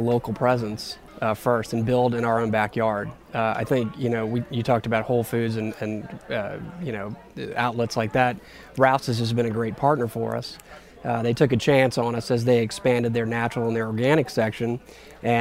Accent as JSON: {"language": "English", "town": "New Orleans", "region": "Louisiana", "country": "United States", "tie": "born or raised there", "said": "I was born and raised in New Orleans"}